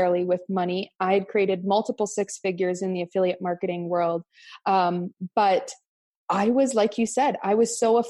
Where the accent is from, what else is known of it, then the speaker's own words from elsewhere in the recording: Cranbrook, British Columbia, Canada; I'm from Cranbrook, BC, Canada. So a very small little town